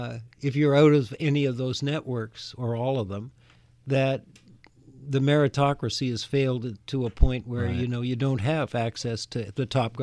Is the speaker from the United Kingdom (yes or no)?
no; Canada; now in United States; I grew up in Canada. Canada is more like other countries in that there's a most of the higher educational institutions are largely publicly funded.